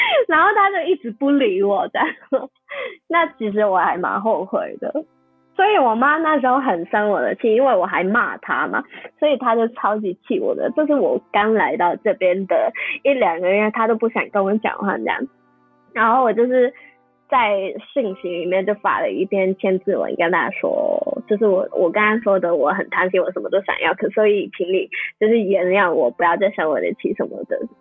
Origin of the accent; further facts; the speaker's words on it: Hong Kong; moved away as an adult; also born or lived in Taiwan; now in United Kingdom; 我们是香港的菜，不是中国菜，不是亚洲菜，就是香港的菜